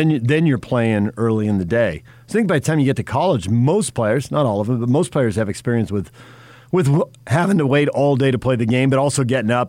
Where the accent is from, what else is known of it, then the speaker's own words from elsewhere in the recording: San Diego, California, United States; Growing up in San Diego, most people played night games, but the San Diego City schools played afternoon games.